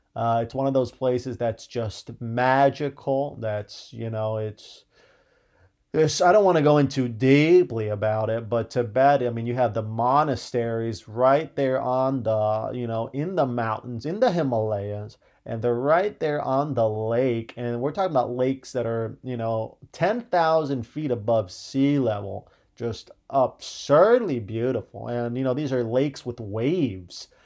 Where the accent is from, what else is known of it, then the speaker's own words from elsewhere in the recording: Ohio, United States; I grew up in Ohio.